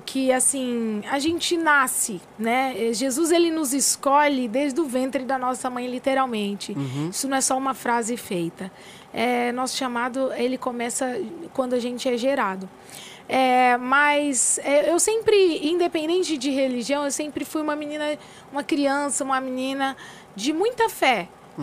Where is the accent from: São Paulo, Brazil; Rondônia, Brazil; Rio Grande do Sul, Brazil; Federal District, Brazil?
São Paulo, Brazil; Cardoso; born or raised there; also born or lived in São Joaquim da Barra, São Paulo